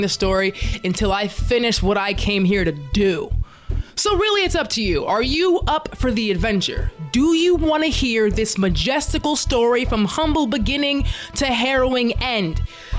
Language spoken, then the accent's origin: English; Dallas, Texas, United States; now in Los Angeles, United States; I was born and raised in Dallas, Texas, but I live in LA now